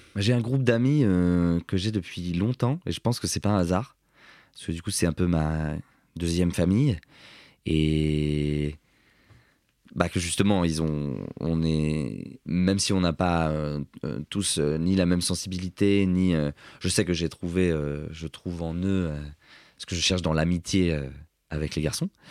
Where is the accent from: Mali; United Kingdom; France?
France; Cergy, Île-de-France; je viens de Sergi